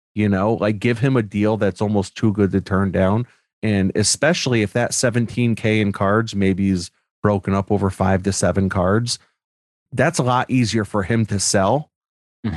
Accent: Newtown, Connecticut, United States; I grew up in Newtown, Connecticut

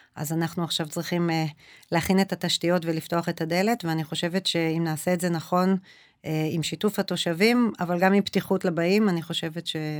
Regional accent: Israel; also born or lived in Ra'anana; now in Kadima-Tzoran, Israel; אני גדלתי אה, בכפר כילדה, ואז עם המשפחה שלי אה, עברנו לעיר, ההורים שלי גם היום בקד... ברעננה

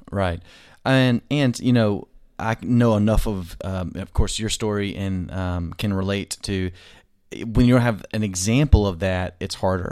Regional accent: Arkansas, United States; I'm from Arkansas

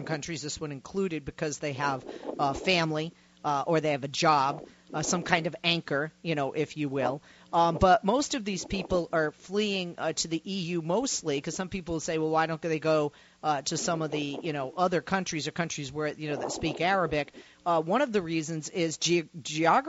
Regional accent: Massachusetts, United States; moved away; my home state of Massachusetts

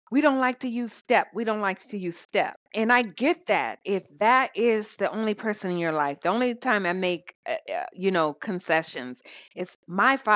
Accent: South Dakota, United States; growing up in South Dakota, my mother and my stepfather were in the armed services

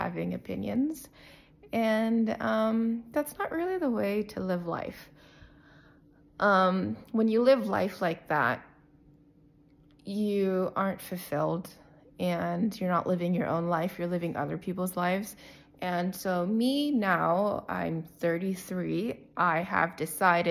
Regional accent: Windsor, Ontario, Canada; I was raised in Windsor, Ontario, Canada, by immigrant parents

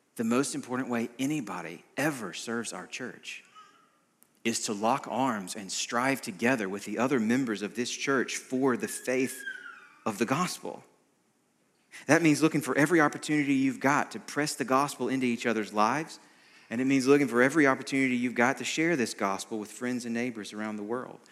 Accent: United States; an American like me

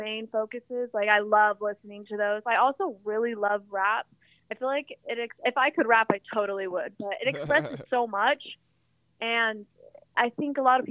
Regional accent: Portland, Oregon, United States; also born or lived in Los Angeles; growing up in Portland

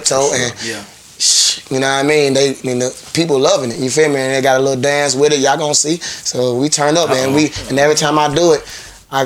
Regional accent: south side of Georgia, United States; born or raised there; also born or lived in Cincinnati, Ohio

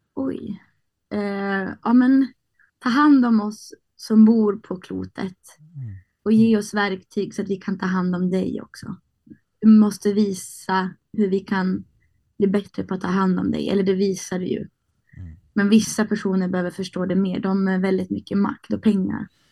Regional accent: Härnösand, Västernorrland County, Sweden; moved away as an adult; also born or lived in Sundsvall / Rättvik, Dalarna; now in Stockholm, Sweden; jag växte upp på Höga Kusten men jag blev vuxen i Stockholm

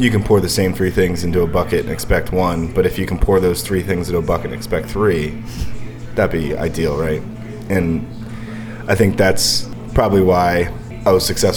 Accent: Bristol, Pennsylvania, United States; moved away; also born or lived in California; I grew up in Bristol, PA, you know, on a Buckley Street

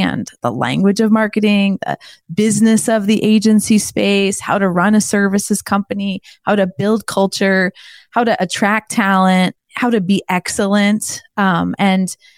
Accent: Indianapolis, Indiana, United States; my hometown here of Indianapolis

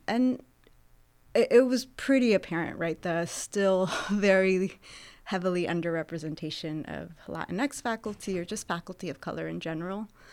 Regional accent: Santa Barbara, California, United States; moved away as an adult; also born or lived in Jalisco, Mexico / Los Angeles, California / Texas; now in Sacramento, United States; I grew up in Santa Barbara, California

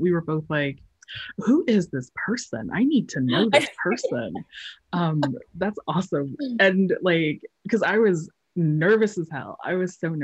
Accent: Colorado Springs, Colorado, United States; moved away; I grew up in Colorado Springs, Colorado, and and my mom comes from Guam

